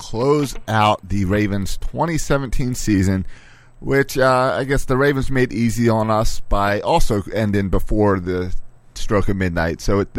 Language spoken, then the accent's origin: English; Maryland, United States; I grew up in Maryland.